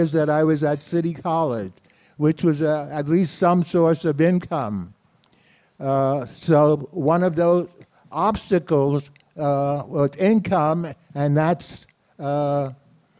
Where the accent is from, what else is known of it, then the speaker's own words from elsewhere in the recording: New York City, New York, United States; I was born in Brooklyn, spent most of my life in New York City, and was raised in a small community called Bedford-Stuyvesant.